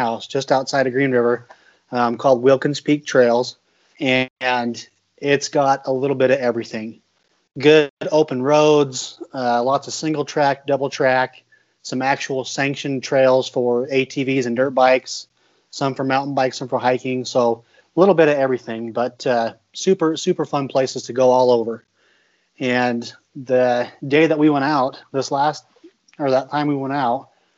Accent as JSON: {"language": "English", "town": "Rock Springs", "region": "Wyoming", "country": "United States", "tie": "born or raised there", "said": "I grew up in Rock Springs, Wyoming"}